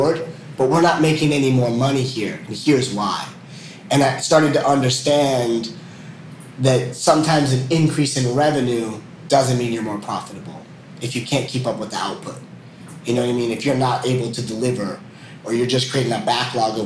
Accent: United States; moved away as an adult; as an American

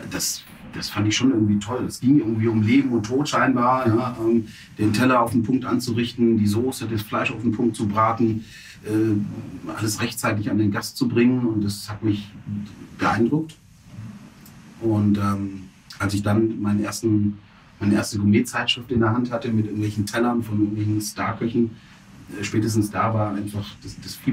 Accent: Stuttgart, Baden-Württemberg, Germany; ich bin in Stuttgart zur Schule gegangen

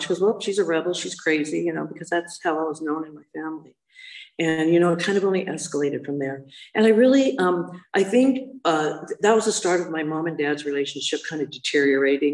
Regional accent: Hermosa Beach, California, United States; I grew up in the South Bay, so I grew up in Hermosa Beach

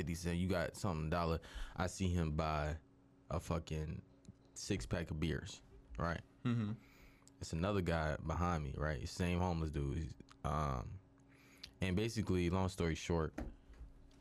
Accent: Philadelphia, Pennsylvania, United States; I'm from Philadelphia

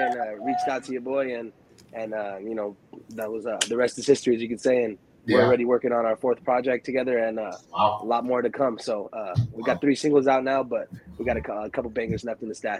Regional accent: Chelsea, Michigan, United States; also born or lived in Ypsilanti; I was born in Michigan, Ypsilanti, Michigan, small town out there.

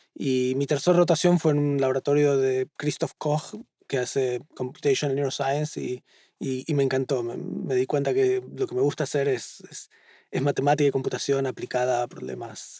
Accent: Buenos Aires, Argentina; moved away as an adult; now in Boston, United States; En el barrio de Flores, en Buenos Aires, en Capital

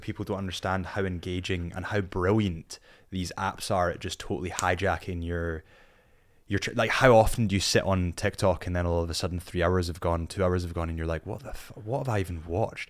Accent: Scotland, United Kingdom; I'm a Scot

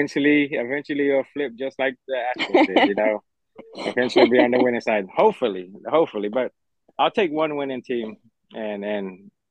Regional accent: Houston, Texas, United States; born and raised in Houston.

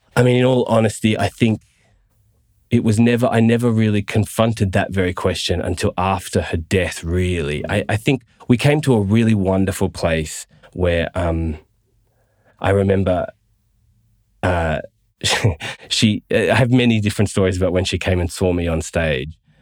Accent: Gold Coast, Queensland, Australia; we moved down to the Gold Coast, uh, and I, I, did all my schooling and stuff there with mum and my brother.

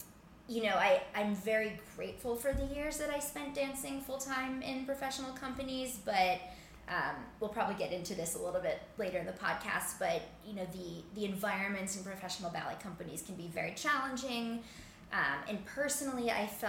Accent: Cleveland, Ohio, United States; now in New York City, United States; So I grew up in Cleveland, Ohio

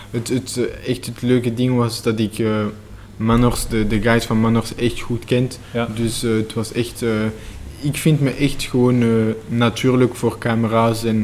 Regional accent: Belgium; Eh, ik voel me echt Belg.

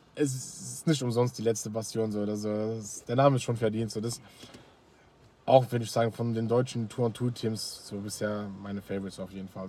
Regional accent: Luxembourg; bei uns in Luxemburg

